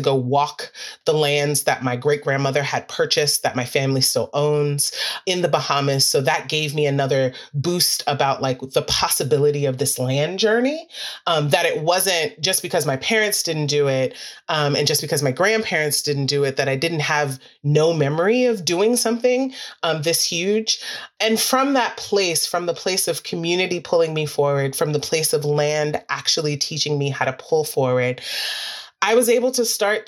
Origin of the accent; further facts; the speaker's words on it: New York City, New York, United States; I'm actually a city kid. I'm from Queens, New York.